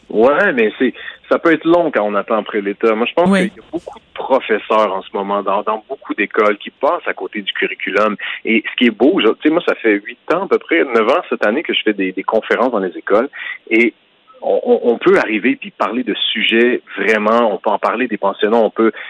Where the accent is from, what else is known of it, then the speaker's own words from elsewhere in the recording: Quebec, Canada; en tant que Québécois, en tant que Canadien